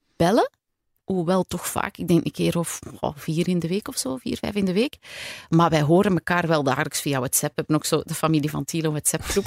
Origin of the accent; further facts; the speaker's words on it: Antwerp, Flanders, Belgium; moved away as an adult; also born or lived in Borgerhout / Leuven; now in Kessel-Lo, Belgium; ik ben geboren in Borgerhout, ben opgegroeid in Merksem heel mijn leven. En dan op mijn 18 ben ik op kot gegaan in Leuven.